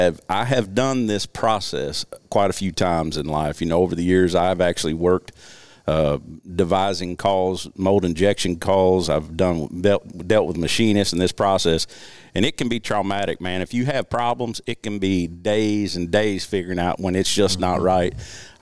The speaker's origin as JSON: {"language": "English", "region": "Southeast Missouri", "country": "United States", "tie": "born or raised there", "also_born_or_lived": "Memphis, Tennessee", "said": "we moved to my native Southeast Missouri"}